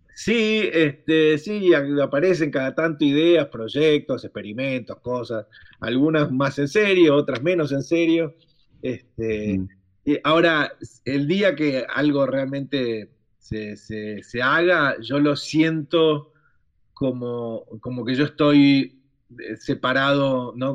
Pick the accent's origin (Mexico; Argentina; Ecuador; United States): Argentina; somos tan italianos los argentinos